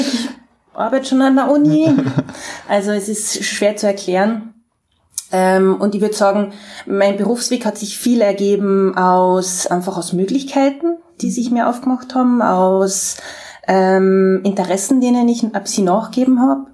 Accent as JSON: {"language": "German", "country": "Austria", "also_born_or_lived": "Graz", "moved": "yes", "said": "als Österreicherin"}